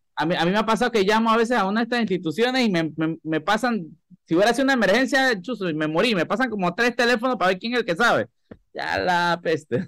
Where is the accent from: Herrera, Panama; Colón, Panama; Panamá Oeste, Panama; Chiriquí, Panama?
Panamá Oeste, Panama; La Chorrera; moved away; Yo, yo soy de Playa Leona, directamente de Playa Leona.